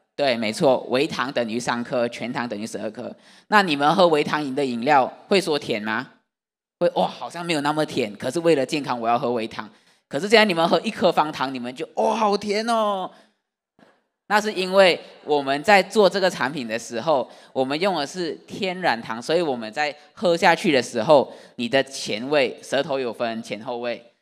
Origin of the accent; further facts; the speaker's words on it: Malaysia; now in Taiwan; 我是马来西亚的外国人